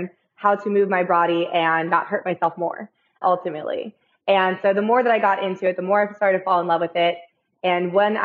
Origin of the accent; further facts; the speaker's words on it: California, United States; moved away as an adult; I came from California originally.